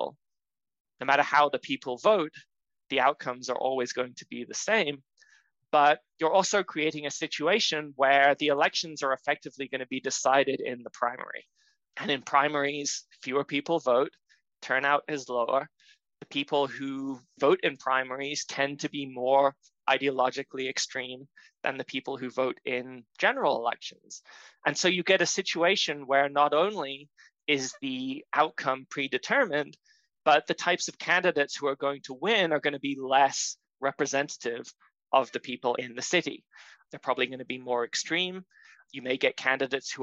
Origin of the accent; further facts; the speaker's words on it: Florida, United States; my home state of Florida